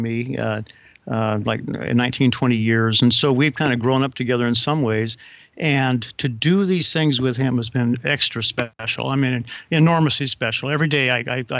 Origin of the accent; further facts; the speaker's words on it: the Northwest, Pacific Northwest, United States; I'm from the Northwest